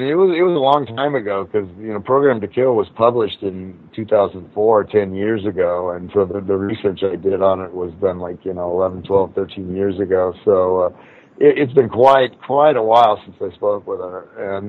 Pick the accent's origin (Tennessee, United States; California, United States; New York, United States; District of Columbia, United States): California, United States; Torrance; I grew up down there. I grew up down in Torrance, so not far from where it happened there in Hermosa Beach.